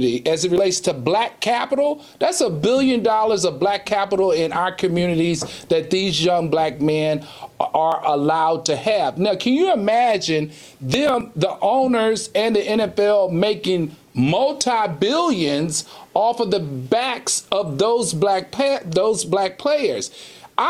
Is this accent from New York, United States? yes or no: no; Virginia, United States; I'm from Virginia